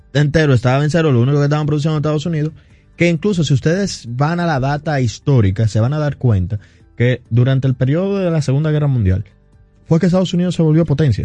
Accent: Dominican Republic; also born or lived in London; nosotros nos gusta como dominicanos arreglar el carro donde se paró

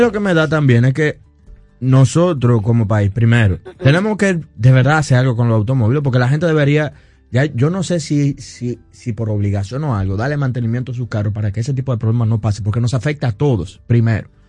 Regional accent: Dominican Republic; also born or lived in London; nosotros nos gusta como dominicanos arreglar el carro donde se paró

